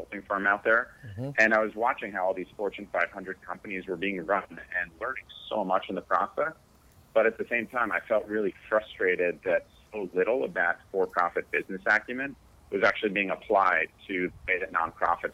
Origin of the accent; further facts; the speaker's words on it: Connecticut, United States; also born or lived in New York; I grew up in Connecticut